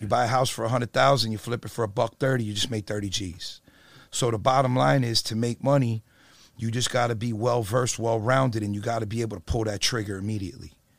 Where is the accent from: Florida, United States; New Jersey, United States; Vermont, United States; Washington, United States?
New Jersey, United States; Perth Amboy; moved away; I'm from Jersey originally